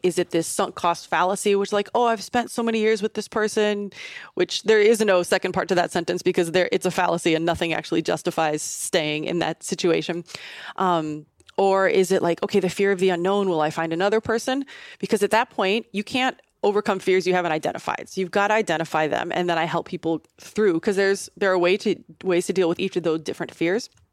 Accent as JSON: {"language": "English", "region": "Southern Illinois", "country": "United States", "tie": "born or raised there", "said": "I grew up in Southern Illinois, about twenty minutes outside of Saint Louis, so very small kind of farm town"}